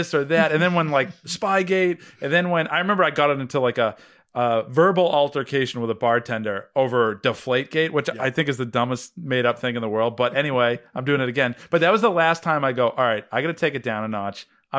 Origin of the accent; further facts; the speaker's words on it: Boston, Massachusetts, United States; accent: Boston; You know, I haven't said Nomar Garcia Parra's name since I ditched my Boston accent.